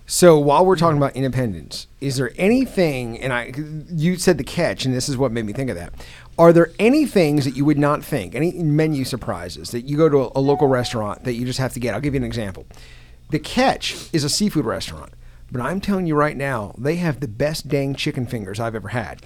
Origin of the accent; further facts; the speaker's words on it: Tampa, Florida, United States; now in Lexington, United States; I grew up in Tampa